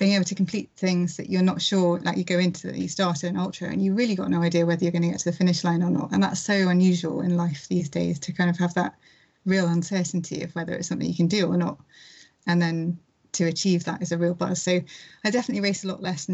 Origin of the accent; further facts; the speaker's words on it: London, United Kingdom; I grew up in London